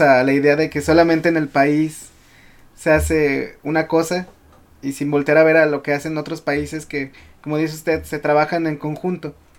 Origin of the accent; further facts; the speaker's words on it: León, Guanajuato, Mexico; yo soy de León